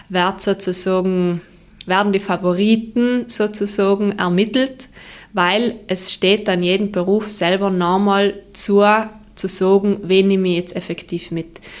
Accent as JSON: {"language": "German", "region": "Trentino-Alto Adige", "country": "Italy", "said": "Also grundsätzlich ähm, ist es äh, auch für uns als, äh, als Südtiroler sehr äh, gut, wenn wir mittlerweile eben auch äh, vom restlichen Italien her Anfragen haben"}